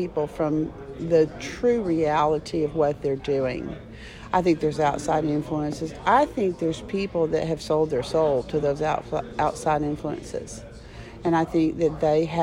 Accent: Birmingham, Alabama, United States; now in Dallas, United States; I grew up in Birmingham, Alabama.

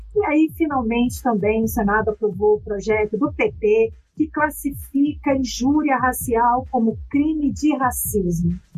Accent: interior of Espírito Santo, Brazil; eu sou capixaba, quero já saudar a minha conterrânea Elisa Lucinda

